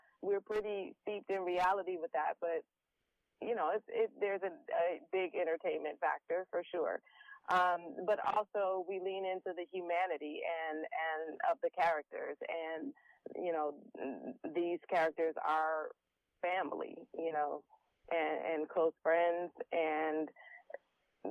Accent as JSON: {"language": "English", "town": "Detroit", "region": "Michigan", "country": "United States", "tie": "born or raised there", "said": "I'm from Detroit, yes. So I, you know, am able to draw from, you know, some of my surroundings growing up"}